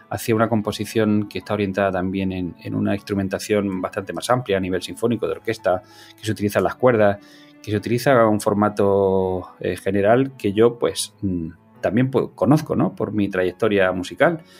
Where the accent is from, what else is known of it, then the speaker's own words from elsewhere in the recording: Cúllar, Andalusia, Spain; yo soy andaluz, o sea, yo no lo puedo evitar, yo soy de Granada, yo soy de un pueblo que se llama Cullar, al norte de la provincia de Granada